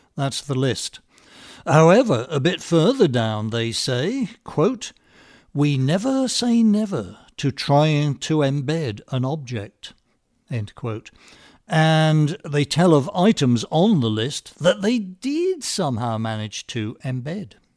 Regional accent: England, United Kingdom; moved away as an adult; now in United States; I was raised in England

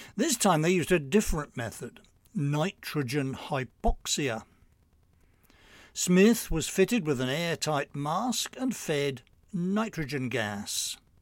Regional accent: England, United Kingdom; moved away as an adult; now in New York, United States; I grew up in England

